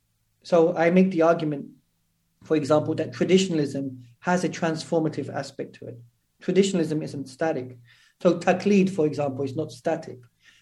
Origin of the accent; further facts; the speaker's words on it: England, United Kingdom; I mean, I'm from England. I was born and raised in England.